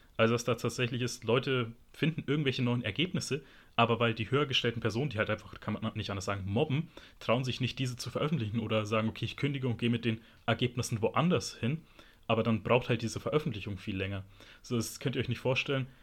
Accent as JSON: {"language": "German", "country": "Germany", "tie": "born or raised there", "said": "ich bin in Deutschland geboren, ich fühle mich auch als Deutscher"}